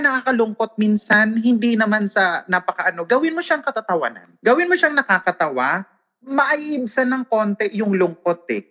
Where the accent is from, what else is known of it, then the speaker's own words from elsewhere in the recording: Northern Samar, Eastern Visayas, Philippines; accent: Waray; ang accent ko is waray. Because I'm from Northern Samar